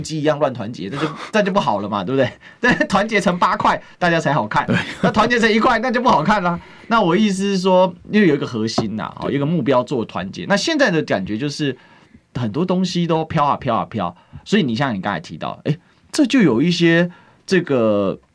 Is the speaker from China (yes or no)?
no; Taiwan; 我们台湾话